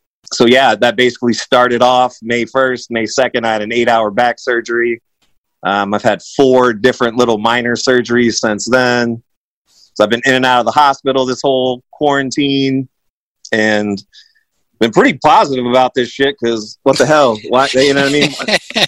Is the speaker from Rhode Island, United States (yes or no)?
no; Northeast Ohio, United States; I grew up in Northeast Ohio in the 80s.